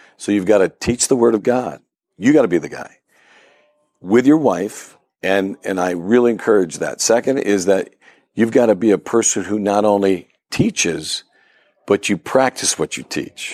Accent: Ripley, New York, United States; moved away as an adult; now in Pittsburgh, United States; my hometown, believe it or not, Ripley, New York.

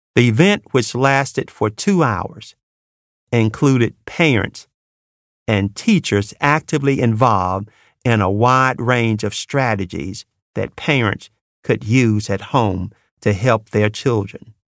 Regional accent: Mississippi Delta, United States; moved away; I grew up in the Mississippi Delta

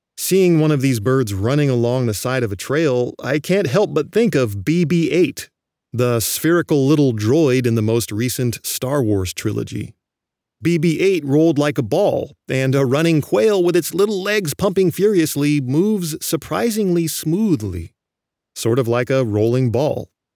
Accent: California, United States; I grew up in California

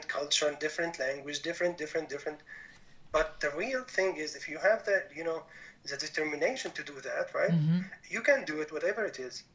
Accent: Damascus, Damascus Governorate, Syria; moved away as an adult; also born or lived in Mannheim, Germany; now in Germany; I was born and raised in Damascus, Syria, so far from Germany where I'm now.

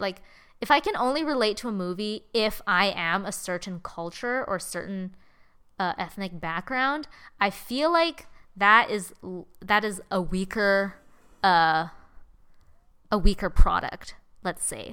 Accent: Canada; I'm Chinese Canadian

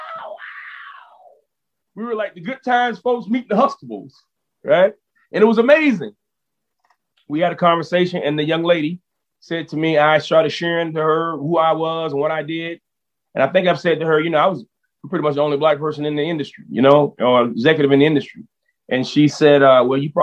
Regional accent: Orangeburg, South Carolina, United States; also born or lived in Columbia, South Carolina; now in Brevard, United States; I'm from Columbia, from Orangeburg

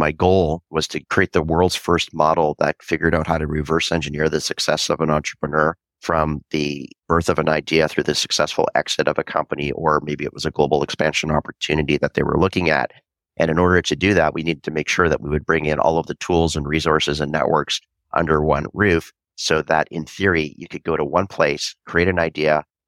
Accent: Vancouver, British Columbia, Canada; I was born and raised in Vancouver, Canada

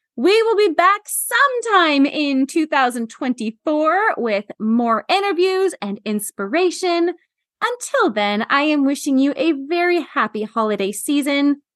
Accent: Washington, United States; my hometown of Oh. Washington

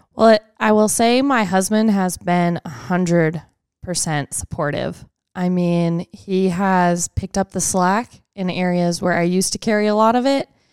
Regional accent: Tomball, Texas, United States; I am from Tomball, Texas

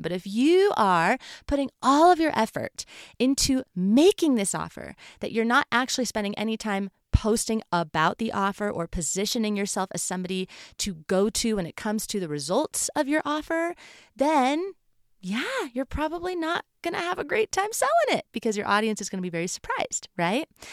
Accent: California, United States; moved away as an adult; now in Colorado, United States; I grew up in California, so there's not a real fall in California.

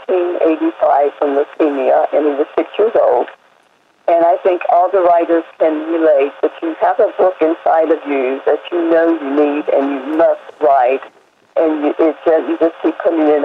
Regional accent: Roanoke Rapids, North Carolina, United States; moved away as an adult; also born or lived in Italy; My husband and I were actually born and raised in Roanoke Rapids, North Carolina, but we left when we were 18

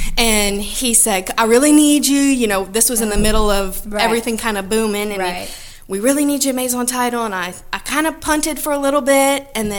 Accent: Franklin, Louisiana, United States; also born or lived in Thibodaux, Louisiana; I moved to Franklin when I was 8. I grew up in Franklin. I went to Hanson, and then I went to Loyola undergrad

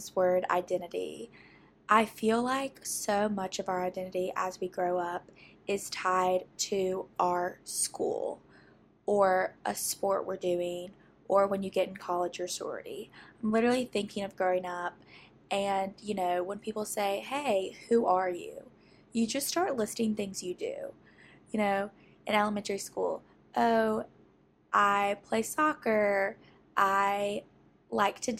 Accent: Jackson, Mississippi, United States; I live in my hometown

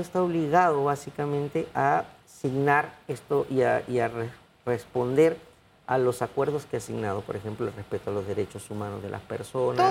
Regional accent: Panama; como panameño

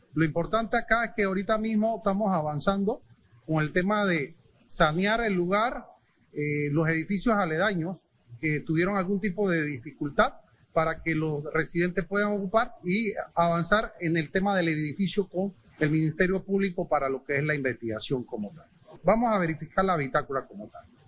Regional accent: Panama; como panameños

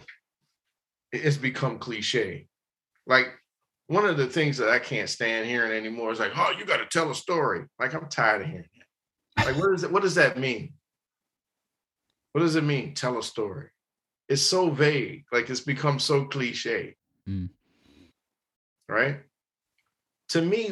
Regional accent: Warren, Ohio, United States; I'm a country boy, man. I'm from Warren, Ohio

